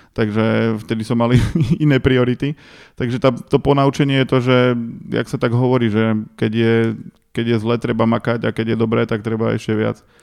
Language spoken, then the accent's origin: Slovak; Dobšiná, Košice Region, Slovakia; moved away; ja som z Dobšinej a tam moc veľa vecí nemáš čo na práci